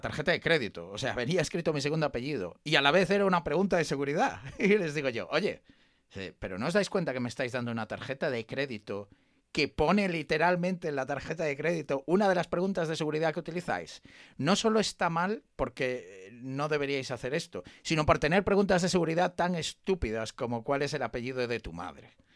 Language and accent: Spanish; Spain; los que somos españoles